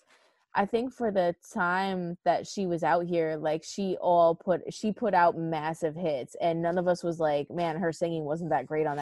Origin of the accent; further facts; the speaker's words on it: New York, United States; I'm from New York.